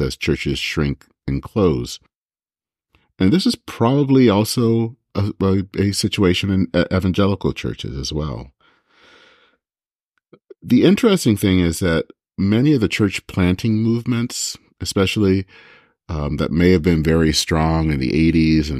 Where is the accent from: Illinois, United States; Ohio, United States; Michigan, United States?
Michigan, United States; now in Minnesota, United States; my home state of Michigan